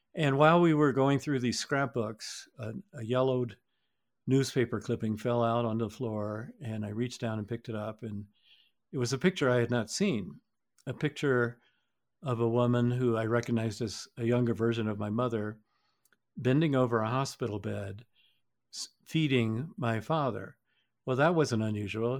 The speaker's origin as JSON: {"language": "English", "region": "Georgia", "country": "United States", "said": "we're from Georgia"}